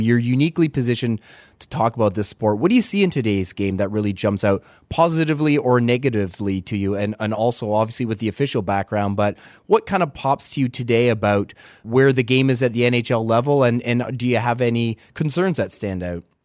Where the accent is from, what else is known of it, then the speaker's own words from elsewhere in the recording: Mount Brydges, Ontario, Canada; moved away; also born or lived in Portage la Prairie, Manitoba; I grew up in Mount Bridges